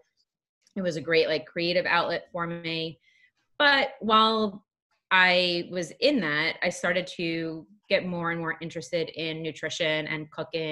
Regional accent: Long Island, New York, United States; accent: Long Island; moved away as an adult; also born or lived in Lehigh University, Pennsylvania; now in New York City, United States; I originally grew up on Long Island. So if you haven't heard it yet in my voice, you will at some point. The Long Island will come out.

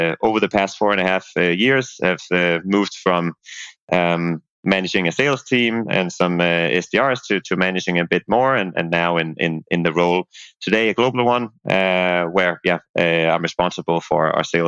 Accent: Denmark; moved away as an adult; also born or lived in Dublin, Ireland; where I'm from Denmark

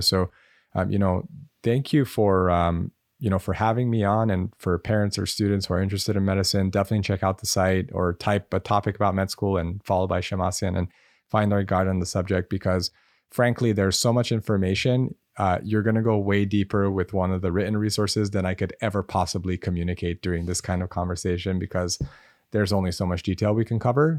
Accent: Los Angeles, California, United States; I grew up in Los Angeles

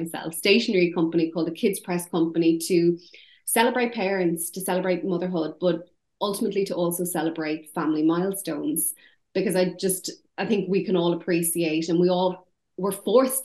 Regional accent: Ireland; accent: Irish; now in United Kingdom; my Irish accent

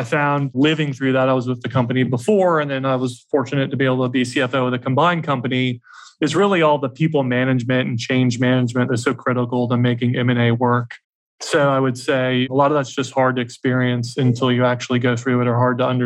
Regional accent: Atlanta, Georgia, United States; also born or lived in New York City; I'm from the South and from Atlanta. So moved back to Atlanta

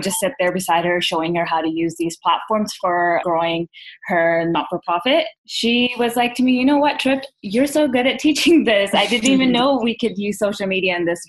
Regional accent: Vancouver, British Columbia, Canada; We were born and raised in Vancouver, Canada, to South Asian immigrants who came over in the late 70s, early 80s

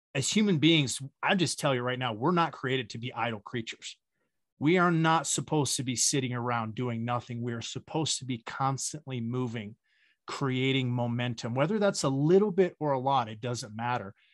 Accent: Wyoming, United States; I grew up in the Wild West, right? I grew up in Wyoming.

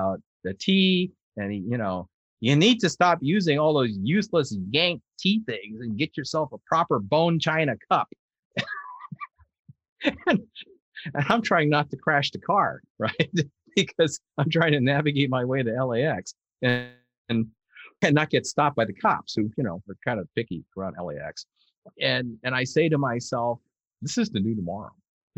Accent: California, United States; I am being a Californian

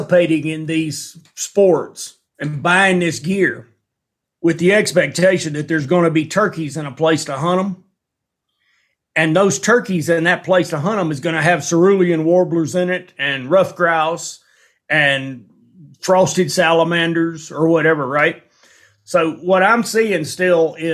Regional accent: Alabama, United States; moved away as an adult; now in Montana, United States; I grew up in Alabama with the TVA

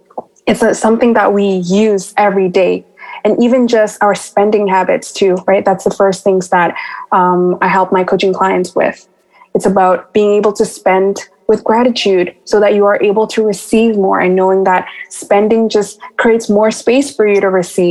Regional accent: Bali, Indonesia; moved away; I also came from a third world country. So I came from Bali, Indonesia

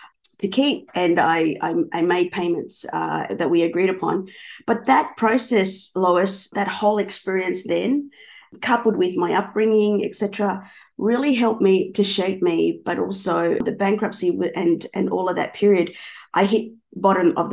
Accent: Melbourne, Victoria, Australia; also born or lived in Buenos Aires, Argentina; I'm from Melbourne, Australia

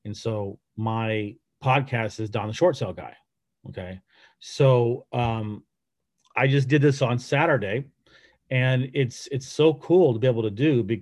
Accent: United States; I'm American

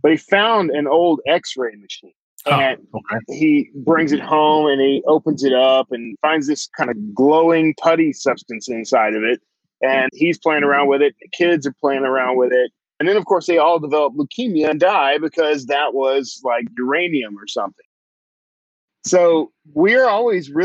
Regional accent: Wild Peach, Texas, United States; I grew up in Wild Peach, Texas.

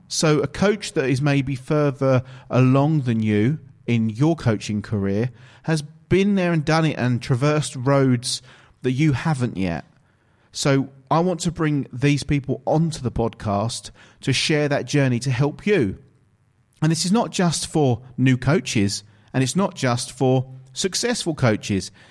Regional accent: England, United Kingdom; I'm actually from England, from the United Kingdom

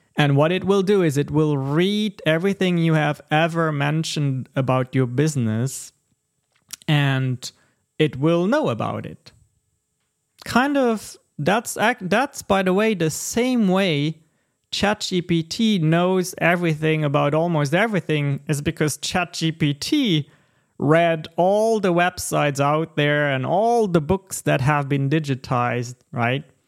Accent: Texas, United States; we are Texan gentlemen

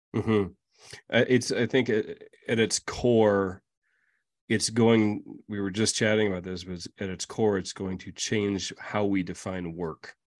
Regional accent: Midwest, United States; now in Colorado, United States; us Midwesterners in Colorado

